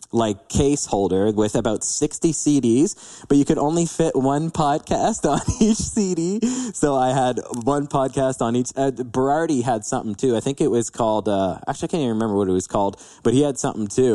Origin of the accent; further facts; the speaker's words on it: London, Ontario, Canada; born and raised in London, Ontario